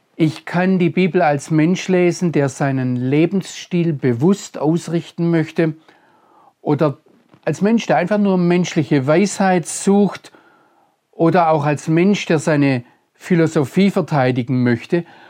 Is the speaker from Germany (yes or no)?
yes; Germany; als Deutscher und als Christ